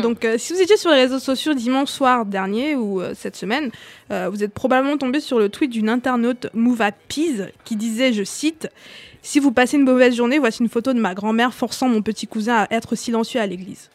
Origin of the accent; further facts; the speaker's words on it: Cameroon; moved away; j'ai grandi au Cameroun